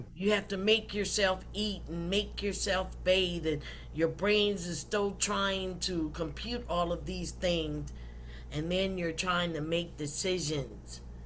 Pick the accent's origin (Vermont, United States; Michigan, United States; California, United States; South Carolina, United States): South Carolina, United States; In 1958, I was born in South Carolina